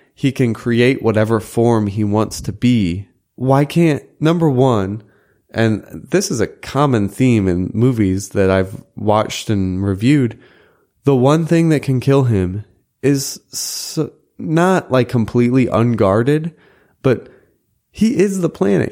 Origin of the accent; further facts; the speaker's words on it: Chesterfield, Missouri, United States; the Dairy Queen in Chesterfield, Missouri, where I grew up